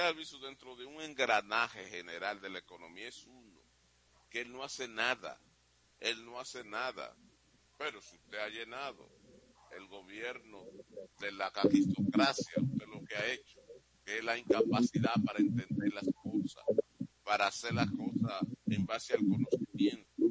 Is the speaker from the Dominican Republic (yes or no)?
yes; Dominican Republic; yo soy un dominicano que aspira a vivir en un país bueno